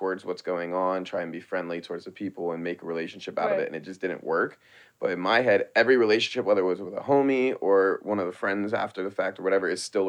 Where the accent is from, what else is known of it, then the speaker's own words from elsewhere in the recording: Baltimore, Maryland, United States; moved away as an adult; also born or lived in New York; now in Los Angeles, United States; I'm from Baltimore.